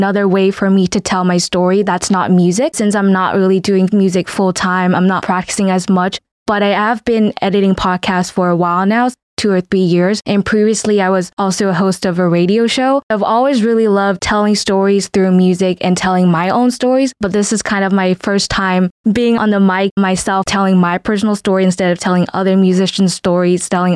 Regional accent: Hanoi, Vietnam; first language Vietnamese; English is a second language; moved away as an adult; now in Valencia, Spain; I'm from Hanoi, Vietnam

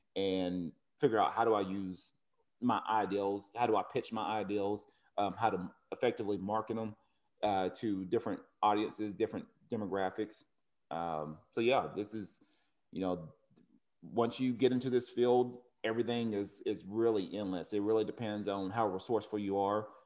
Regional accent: Cleveland, Tennessee, United States; now in Oceanside, United States; Cleveland High School, which is in Tennessee, one of my, my hometown.

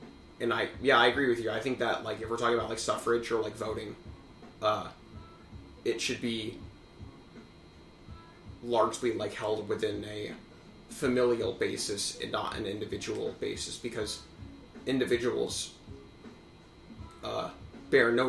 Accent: United States; I'm an American through and through

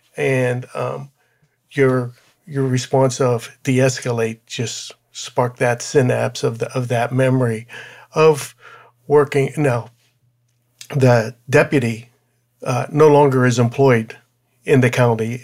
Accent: Pittsburgh, Pennsylvania, United States; moved away; back in my hometown, which was, uh, in Pittsburgh, in, in the suburb of Pittsburgh

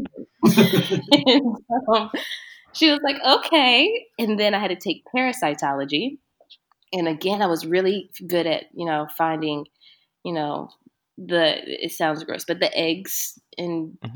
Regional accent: Delaware, United States; moved away as an adult; also born or lived in Philadelphia; I'm from Delaware, and I went to school in Philly

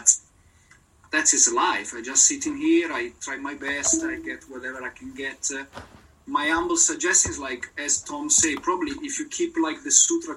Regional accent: Italy; English is a second language; I'm not British, I'm very Italian

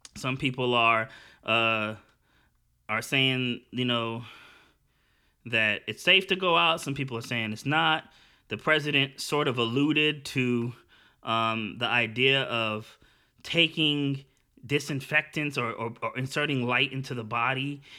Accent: United States; I'm actually an American and I'm super American. I'm probably like the most American, but I'm also super Jamaican

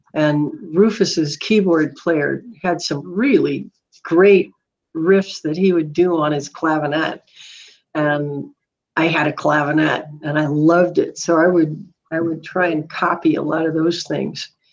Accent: Duluth, Minnesota, United States; moved away as an adult; also born or lived in San Diego, California / Midland, Michigan; now in Boise, United States; I was born in San Diego, but I was raised in Minnesota

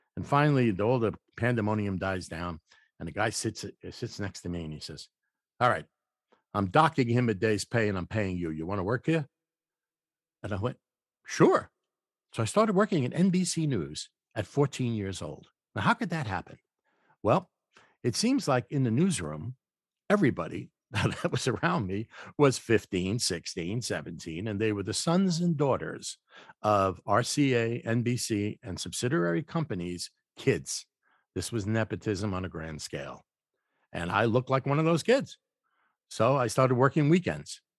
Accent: New York City, New York, United States; I was born in the Bronx, and I lived in the kind of apartment where you had to bang on the pipes, get heat

